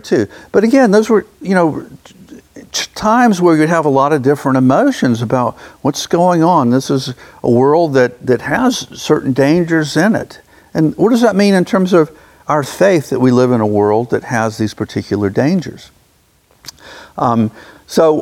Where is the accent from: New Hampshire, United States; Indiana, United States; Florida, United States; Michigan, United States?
Florida, United States; Jacksonville; growing up in Jacksonville myself